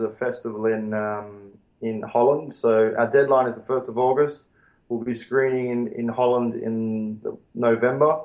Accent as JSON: {"language": "English", "town": "Melbourne", "region": "Victoria", "country": "Australia", "tie": "born or raised there", "also_born_or_lived": "Kabul, Afghanistan", "moved": "as an adult", "said": "I'm from Melbourne, Australia"}